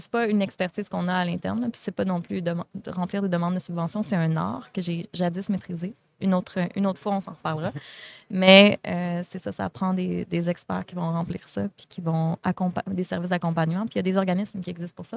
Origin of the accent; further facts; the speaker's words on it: Vallée-Jonction, Quebec, Canada; Je viens de la Beauce.